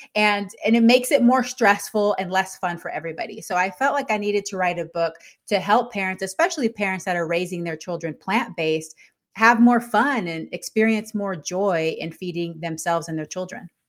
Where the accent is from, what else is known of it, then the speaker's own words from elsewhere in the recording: Texas, United States; moved away as an adult; also born or lived in Panama; now in Yakima, United States; I'm originally from Panama, and I grew up in Texas